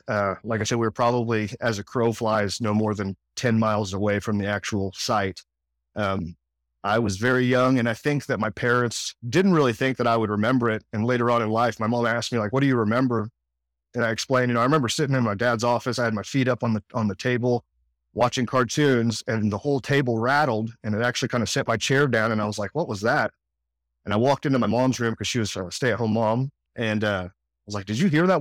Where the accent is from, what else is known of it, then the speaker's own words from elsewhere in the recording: Edmond, Oklahoma, United States; also born or lived in New Orleans, Louisiana / Kansas City area; now in Johnson County, Kansas, United States; where I grew up in Oklahoma